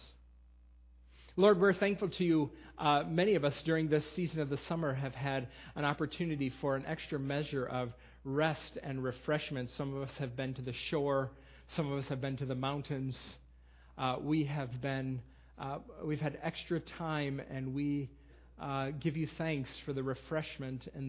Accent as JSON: {"language": "English", "region": "Western New York", "country": "United States", "tie": "born or raised there", "also_born_or_lived": "Lancaster County, Pennsylvania", "moved": "yes", "lives_now": "Millersville, United States", "said": "I will be in Western New York in my hometown with my sisters"}